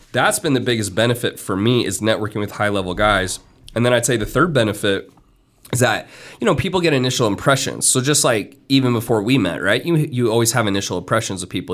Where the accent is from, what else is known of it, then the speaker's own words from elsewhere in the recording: Miami, Florida, United States; I'm from Miami